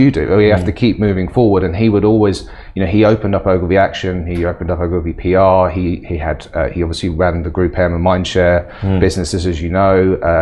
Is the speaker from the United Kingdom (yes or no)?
yes; England, United Kingdom; now in Middle East; as an Englishman in the Middle East